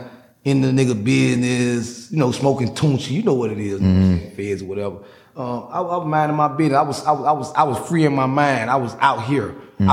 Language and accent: English; Miami, Florida, United States; I'm an OG from Miami, man.